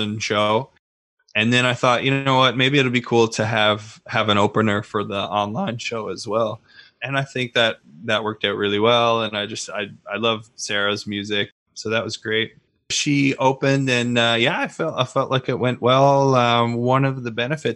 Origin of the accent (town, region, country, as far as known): Newfoundland and Labrador, Canada; moved away as an adult; also born or lived in Ontario